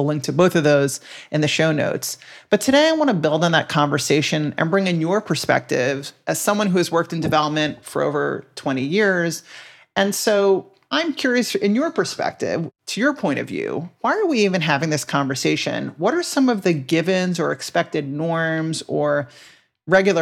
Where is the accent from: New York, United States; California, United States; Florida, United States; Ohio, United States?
New York, United States; I grew up in New York in the 80s too